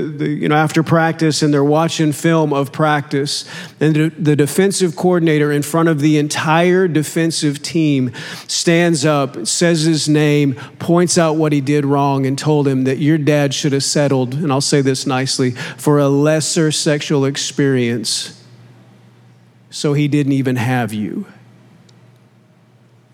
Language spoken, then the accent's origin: English; Oklahoma, United States; I grew up in Oklahoma